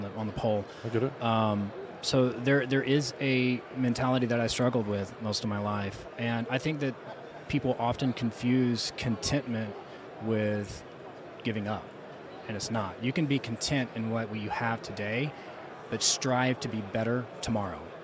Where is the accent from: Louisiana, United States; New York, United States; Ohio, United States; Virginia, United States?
Louisiana, United States; South; moved away; as somebody who's from there, um, and my bloodline's from there